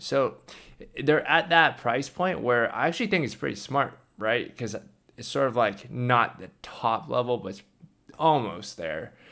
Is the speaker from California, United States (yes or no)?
yes; California, United States; I grew up in California